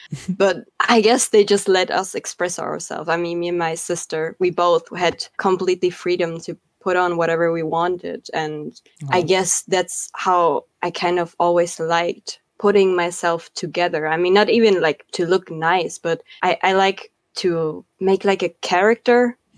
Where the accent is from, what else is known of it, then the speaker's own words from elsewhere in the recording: Argentina; first language Spanish; English is a second language; I speak Spanish, my mother tongue, and I can speak fluent German and I can speak fluent Spanish.